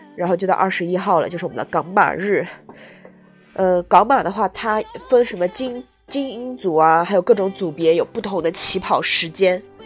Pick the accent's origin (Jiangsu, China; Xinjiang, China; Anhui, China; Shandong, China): Jiangsu, China; now in Guangdong, China; 因为我的家乡是江苏的话